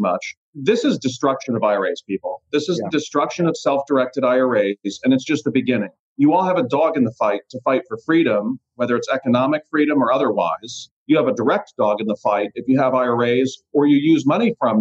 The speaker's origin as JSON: {"language": "English", "town": "Youngstown", "region": "Ohio", "country": "United States", "tie": "born or raised there", "also_born_or_lived": "Columbus, Ohio", "moved": "as an adult", "lives_now": "Puerto Rico", "said": "I grew up in Youngstown, moved to Columbus, been down in Puerto Rico for about 3 years now"}